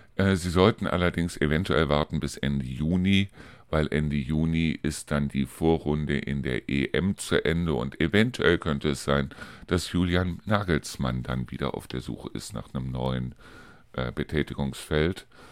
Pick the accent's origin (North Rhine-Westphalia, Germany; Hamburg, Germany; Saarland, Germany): North Rhine-Westphalia, Germany; Neuss, Cologne, Düsseldorf area; moved away; in meine alte Heimat sprich also in den Bereich äh, Neuss, Köln, Düsseldorf